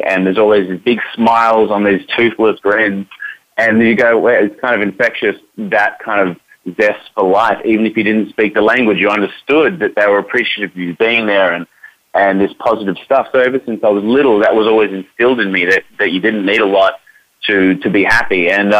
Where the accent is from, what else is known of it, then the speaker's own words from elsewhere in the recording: Sydney, New South Wales, Australia; accent: Australian; Here I am … so to speak. Yes, from Sydney, Australia, and this is my Australian accent.